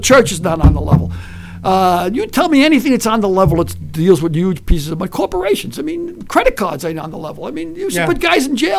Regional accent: New York, United States; also born or lived in County Cork, Ireland; when I was a kid in the 50s growing up in New York

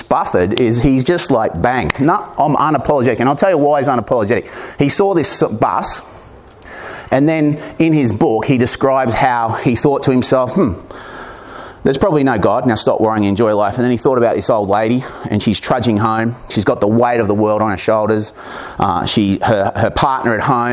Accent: Corryong, Victoria, Australia; my hometown of Corryong

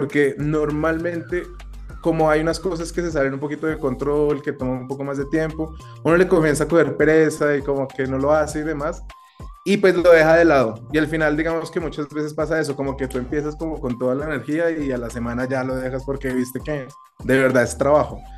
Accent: Colombia; no solo somos, no solo somos los colombianos

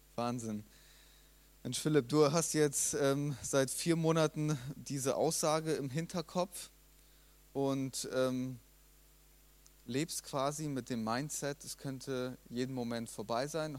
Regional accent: Germany; wir ja als Deutsche

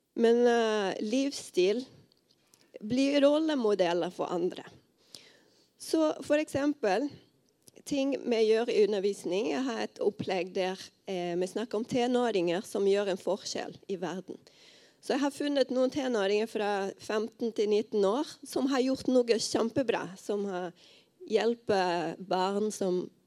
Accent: Rio de Janeiro, Brazil; moved away as an adult; now in Os, Norway; Jeg kommer fra Rio de Janeiro i Brasil. Og nå har jeg vært her i Norge i tolv år

